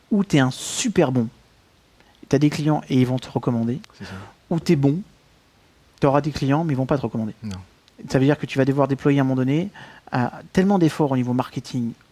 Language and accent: French; Belgium; accent: Belgian; Il faut pas que j'arrête avec mon accent belge.